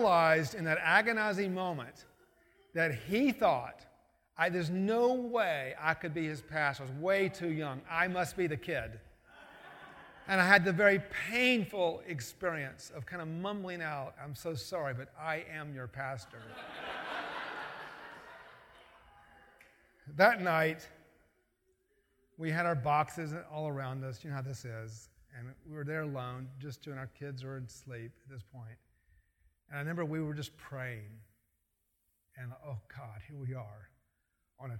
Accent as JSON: {"language": "English", "region": "Georgia", "country": "United States", "tie": "born or raised there", "moved": "as an adult", "said": "I grew up in Georgia"}